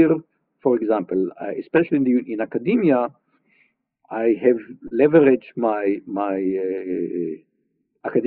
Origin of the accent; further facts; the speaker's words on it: Israel; growing up in Israel, as I said, having to, as a child, dealing with terrorism, like from age 12